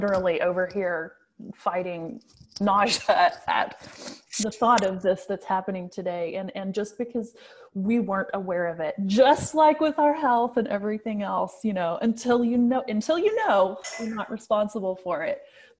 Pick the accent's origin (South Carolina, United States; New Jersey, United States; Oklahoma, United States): Oklahoma, United States; Bartlesville; And I'm from the Bartlesville area.